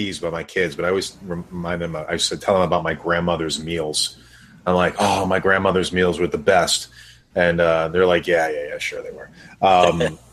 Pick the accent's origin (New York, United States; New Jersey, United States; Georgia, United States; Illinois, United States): New York, United States; New York City; moved away; Brooklyn is my hometown. That's where I was born